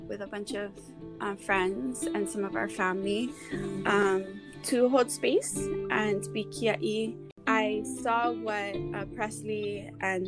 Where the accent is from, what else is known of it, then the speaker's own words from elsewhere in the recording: Honolulu, Hawaii, United States; also born or lived in Wahiawa Heights; Was born and raised in Honolulu, but now live in Wahiawa Heights